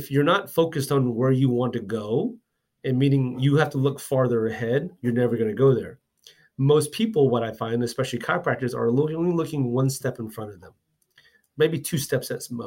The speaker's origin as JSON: {"language": "English", "town": "Houston", "region": "Texas", "country": "United States", "moved": "yes", "lives_now": "Dallas, United States", "said": "I'm from Houston as well too"}